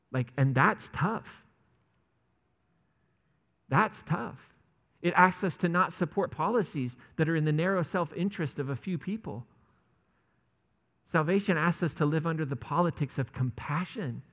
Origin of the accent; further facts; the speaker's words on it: United States; as American Christians